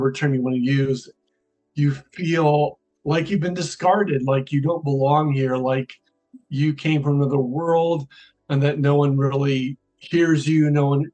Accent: Iowa City, Iowa, United States; I grew up in Iowa City, Iowa

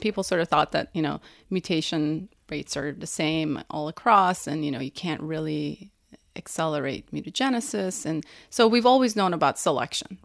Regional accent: Iran; moved away; I'm from Iran

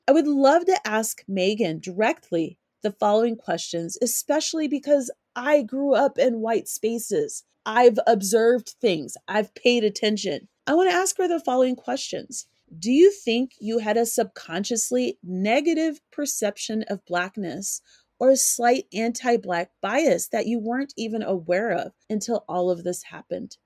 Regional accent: Colorado, United States; also born or lived in California; an African American who grew up in Colorado and was born in California. I was, I didn't grow up in California. I grew up in Colorado

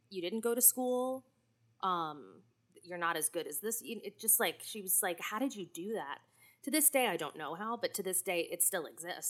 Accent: Clinton, New Jersey, United States; I'm from Clinton, or as I like to say, Clinton

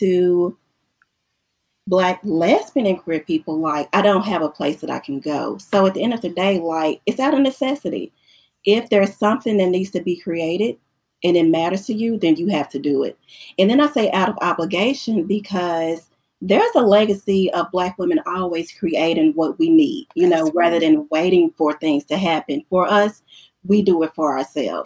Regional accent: the South, United States; also born or lived in Middle Tennessee; I'm from the South, Stephanie is from the South, and at that point in time, we both were living in the South.

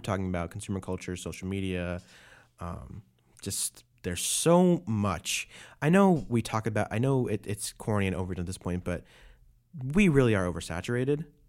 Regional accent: New York City, New York, United States; moved away; That's where I'm from. I was born in Brooklyn

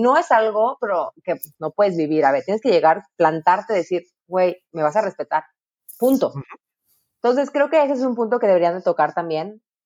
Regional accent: Mexico; como mexicanos

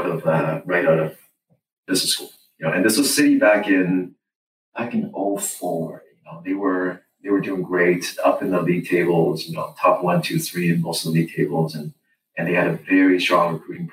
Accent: Canada; Just as a Canadian, you know, coming into the U.S. market, trying to compete, you know, with a number of great students, it was hard.

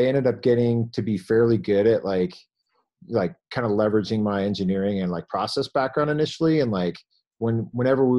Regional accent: California, United States; also born or lived in Indiana; I went to school in Indiana, but I grew up in California

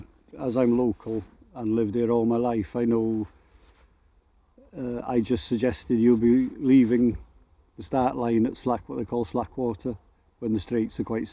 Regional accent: Anglesey, Wales, United Kingdom; I'm born and bred on Anglesey.

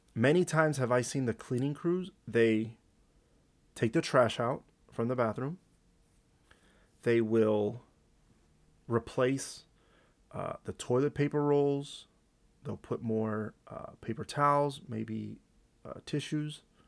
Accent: Montclair, United States; I grew up in Montclair

